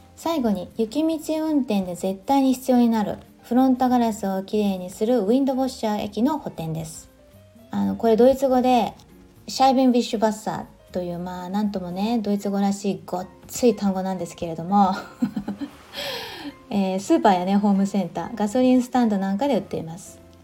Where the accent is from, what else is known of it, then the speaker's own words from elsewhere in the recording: Japan; moved away as an adult; now in Germany; 私は温暖な地方で育った